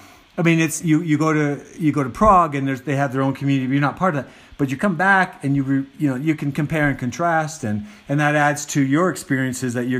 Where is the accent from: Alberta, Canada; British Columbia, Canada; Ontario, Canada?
Alberta, Canada; Calgary; I grew up in Calgary